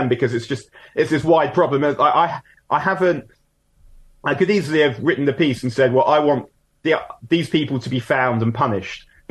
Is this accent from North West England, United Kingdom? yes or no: no; London, United Kingdom; growing up in North London in the 80s and 90s